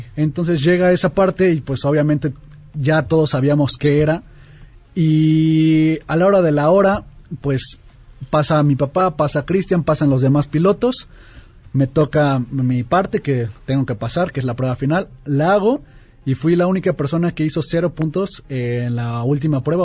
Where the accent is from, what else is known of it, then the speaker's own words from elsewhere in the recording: Mexico City, Mexico; soy de aquí de la Ciudad de México